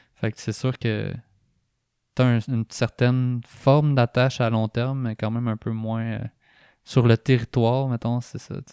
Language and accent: French; Drummondville, Quebec, Canada; moved away; also born or lived in Montreal; je viens de Drummondville